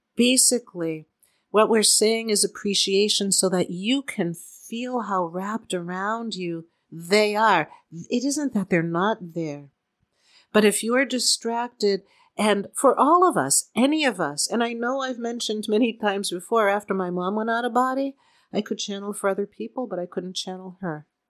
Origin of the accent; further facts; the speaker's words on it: Boston, Massachusetts, United States; now in Southern California, United States; seeing as how we're from Boston